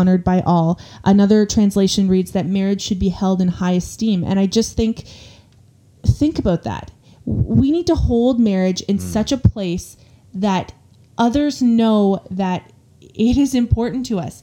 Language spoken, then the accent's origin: English; Canada; We are Canadian